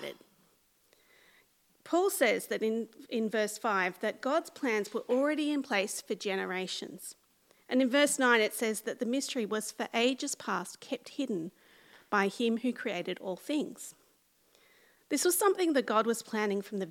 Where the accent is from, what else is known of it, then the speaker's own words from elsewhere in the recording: central west of New South Wales, Australia; accent: small town accent; moved away as an adult; now in Sydney, Australia; I left my family home in a quiet country town of the central west of New South Wales, and I moved 5 hours' drive to live in Western Sydney